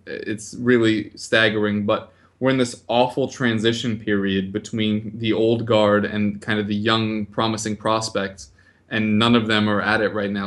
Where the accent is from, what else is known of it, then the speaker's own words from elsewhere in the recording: United States; I'm American